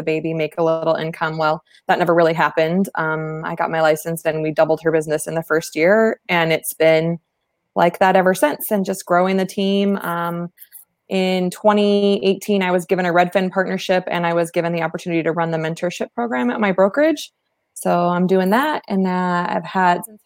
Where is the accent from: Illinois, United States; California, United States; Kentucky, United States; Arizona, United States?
Arizona, United States; East Valley; Born and raised in the East Valley